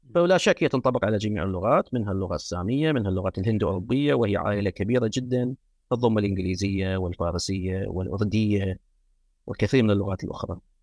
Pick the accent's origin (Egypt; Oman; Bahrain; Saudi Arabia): Bahrain; Muharraq, Muharraq Governorate; first language Arabic; also born or lived in United States; من مواليد المحرر في مملكة البحرين